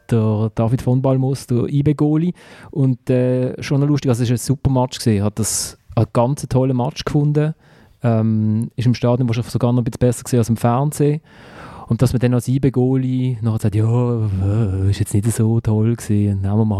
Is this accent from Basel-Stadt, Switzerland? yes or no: yes; Basel, Basel-Stadt, Switzerland; Ich finde, den Pascal Schürpf mag ich halt einfach als Basler.